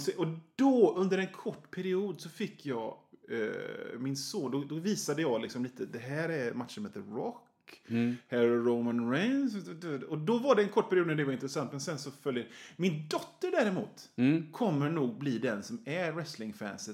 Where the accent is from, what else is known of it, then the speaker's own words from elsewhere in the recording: Hönö, Västra Götaland, Sweden; also born or lived in Kungälv / Rörö; jag är från Bohuslän. Mm. Eh, Hön, Öckerö, Hönö, de environgerna